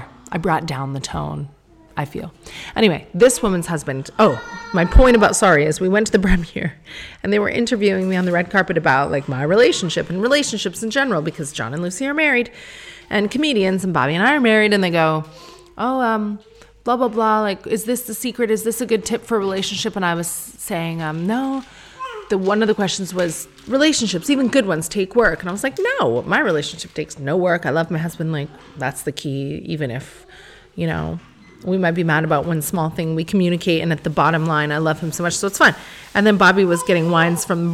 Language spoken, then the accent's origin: English; Sarnia, Ontario, Canada; moved away; we're from Sarnia.